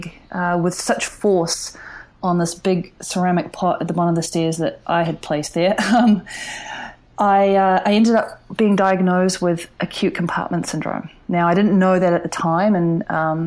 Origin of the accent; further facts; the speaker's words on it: New Zealand; now in San Francisco, United States; as a kid growing up in New Zealand